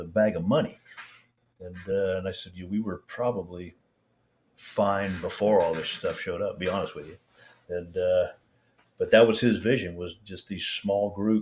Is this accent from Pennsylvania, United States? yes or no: no; Iowa, United States; I'm from Iowa.